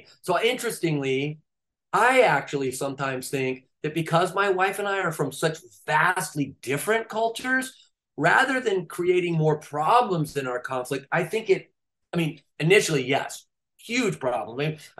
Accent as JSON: {"language": "English", "region": "California", "country": "United States", "said": "I'm from California."}